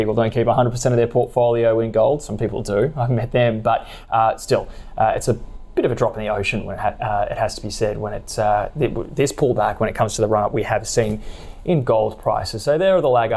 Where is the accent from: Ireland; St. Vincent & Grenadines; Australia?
Australia; accent: Australian; my horrendous Australian accent